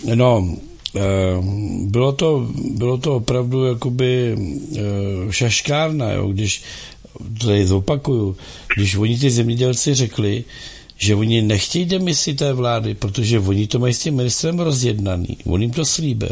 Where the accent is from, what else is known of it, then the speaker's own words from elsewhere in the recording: Czechia; my, jako Češi